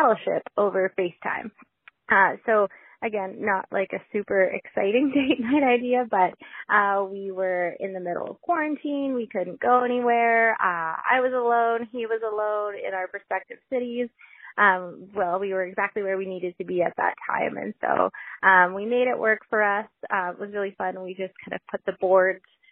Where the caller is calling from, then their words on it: Alberta, Canada; I'm calling from Alberta, Canada